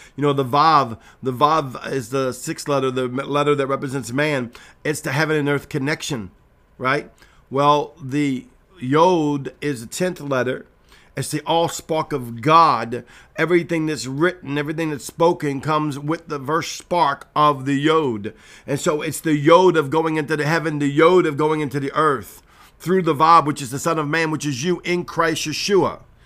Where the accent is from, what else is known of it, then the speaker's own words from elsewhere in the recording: Cajun, Louisiana, United States; I'm Cajun